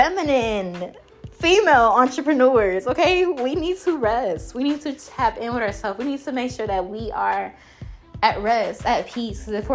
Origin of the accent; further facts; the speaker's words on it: Jamaica; I am Jamaican